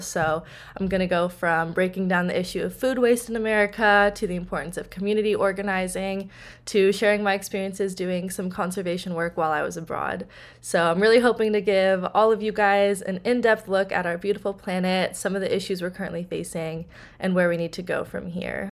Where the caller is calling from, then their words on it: Berkeley, California, United States; I'm calling in from Berkeley, California